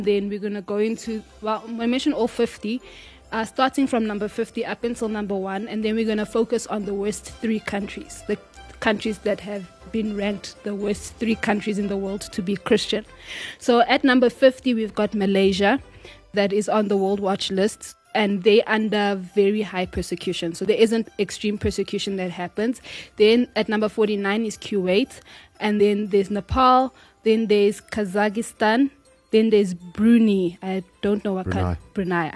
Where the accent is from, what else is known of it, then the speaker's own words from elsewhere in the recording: DR Congo; Which is my hometown. Home country, not hometown